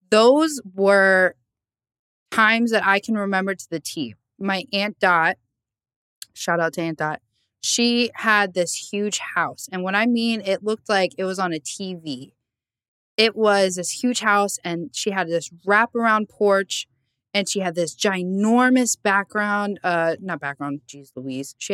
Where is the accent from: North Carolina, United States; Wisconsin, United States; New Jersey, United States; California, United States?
New Jersey, United States; Lakewood; born or raised there